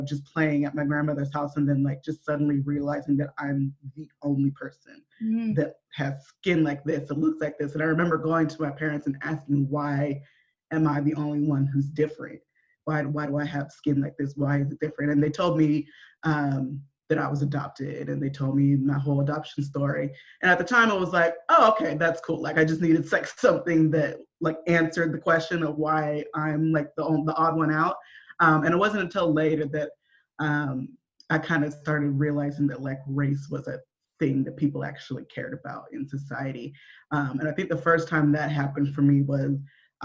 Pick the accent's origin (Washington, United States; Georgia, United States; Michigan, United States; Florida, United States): Washington, United States; Olympia; I was raised in Olympia, Washington, Washington State, not DC